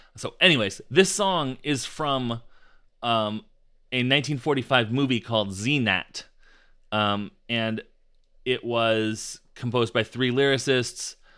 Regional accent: United States; we as American podcasters

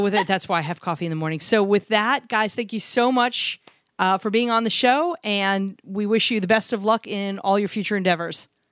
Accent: New York, United States; We grew up in New York

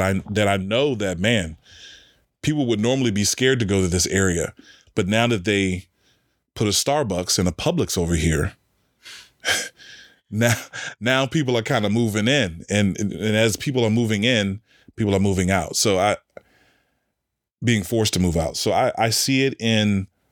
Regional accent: Washington, District of Columbia, United States; now in Richmond, United States; DC, my hometown

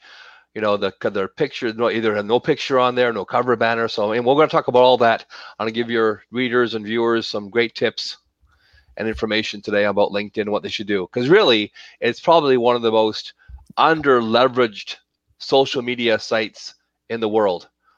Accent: Toronto, Ontario, Canada; born there; now in Calgary, Canada; Yes, I was born in Toronto

